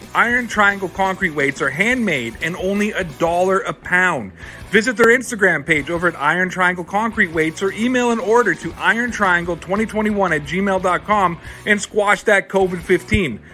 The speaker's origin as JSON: {"language": "English", "country": "Canada", "tie": "born or raised there", "said": "As a Canadian"}